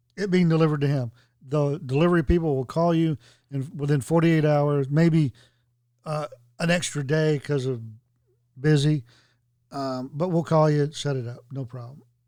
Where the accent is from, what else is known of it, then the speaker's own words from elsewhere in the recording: Tennessee, United States; I was from Tennessee.